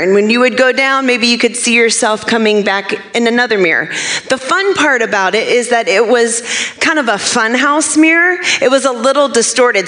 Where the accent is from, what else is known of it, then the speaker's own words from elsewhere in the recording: Maine, United States; moved away; I grew up in Maine